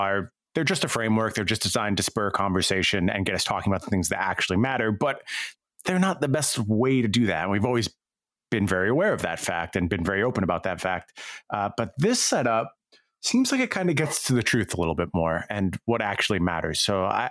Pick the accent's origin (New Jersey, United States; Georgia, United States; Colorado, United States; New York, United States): New York, United States; Long Island, upstate; I moved from Long Island to upstate New York